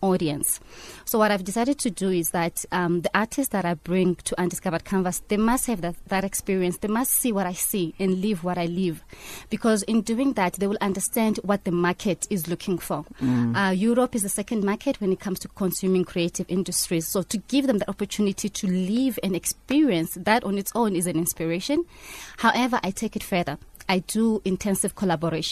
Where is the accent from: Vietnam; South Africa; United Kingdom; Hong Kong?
South Africa; moved away as an adult; also born or lived in East London, South Africa; now in Cannes, France; being a South African